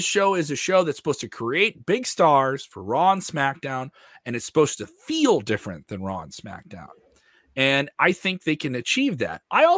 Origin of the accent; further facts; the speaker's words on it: Ireland; Terrible. I'm Irish. I think I'm allowed to do that.